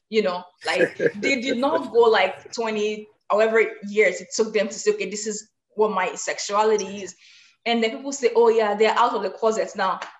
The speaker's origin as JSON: {"language": "English", "country": "Nigeria", "said": "being a Black person, being a Nigerian, being an African"}